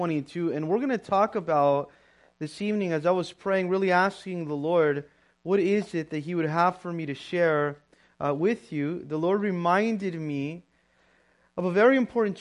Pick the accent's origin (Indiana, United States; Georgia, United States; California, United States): California, United States; Pomona; born and raised in Pomona